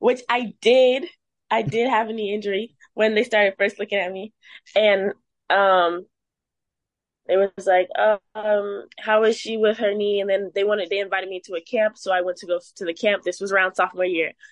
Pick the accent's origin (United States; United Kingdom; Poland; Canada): United States; Plainfield, Illinois; I'm from Plainfield, Joliet area.